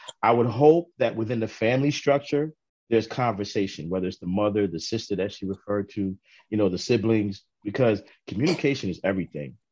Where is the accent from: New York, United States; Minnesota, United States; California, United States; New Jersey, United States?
New York, United States; New York City; also born or lived in Harlem, New York / Brooklyn, New York; I grew up in Queens, and in my teenage years, I was very, very introverted.